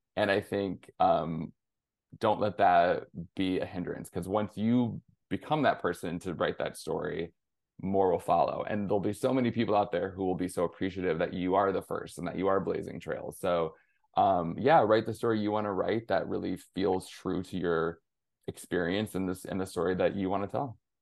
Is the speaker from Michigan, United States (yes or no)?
yes; near Flint, Michigan, United States; I'm originally from Michigan, grew up in small town, rural, Rust Belt sort of town, um, just outside of Flint, Michigan